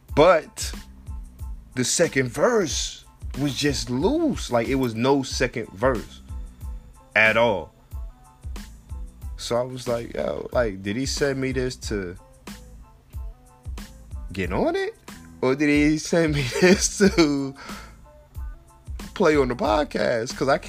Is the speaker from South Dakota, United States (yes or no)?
no; New Jersey, United States; I'm from New Jersey, so I know what I like.